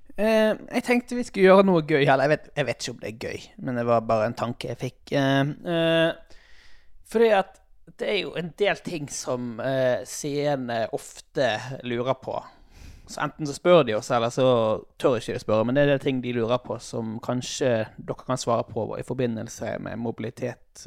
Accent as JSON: {"language": "Norwegian", "area": "Sotra", "region": "Vestland", "country": "Norway", "said": "der jeg er ifra, på Sotra"}